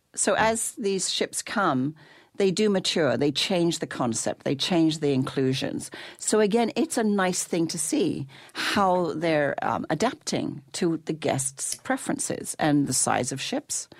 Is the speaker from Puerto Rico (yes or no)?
no; England, United Kingdom; when I was growing up in England, I had a, an English mummy and a Canadian daddy